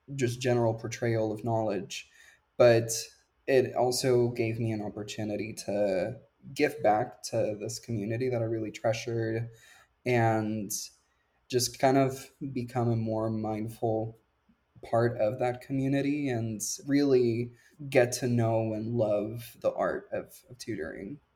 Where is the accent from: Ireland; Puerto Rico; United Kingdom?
Puerto Rico; moved away; I grew up in Puerto Rico